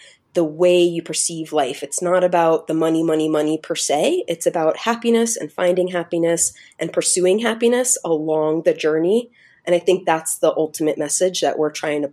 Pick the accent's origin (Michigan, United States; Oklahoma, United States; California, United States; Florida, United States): Florida, United States; moved away as an adult; now in Calgary, Canada; I am originally from Florida, now live in Calgary. We moved up here 2015